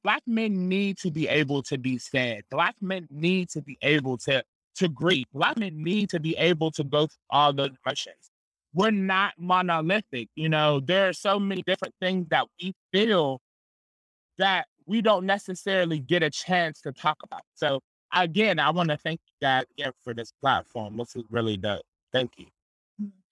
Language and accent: English; Pittsburgh, Pennsylvania, United States; I grew up in the Hill District